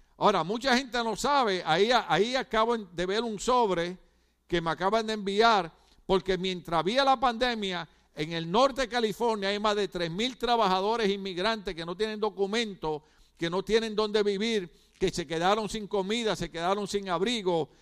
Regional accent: Ponce, Puerto Rico; moved away; Yo soy de la playa de Ponce, Puerto Rico

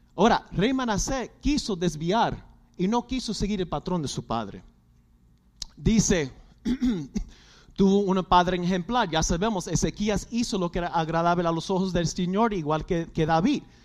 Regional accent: Puerto Rico; somos boricuas

